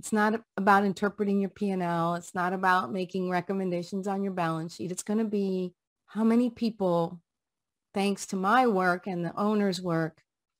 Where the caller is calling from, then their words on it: Florida, United States; I'm calling in from sunny Florida, United States.